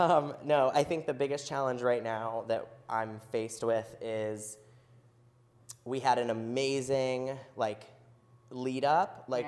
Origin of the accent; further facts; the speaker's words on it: Wilder, Kentucky, United States; also born or lived in Cincinnati, Ohio; I actually grew up in Northern Kentucky. So Wilder, which is like Fort Thomas area. Yep. And then, I went to school here and stayed here and haven't left.